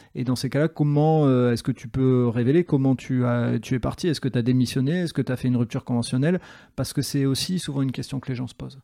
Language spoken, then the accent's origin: French; Nord, Hauts-de-France, France; quand on est du Nord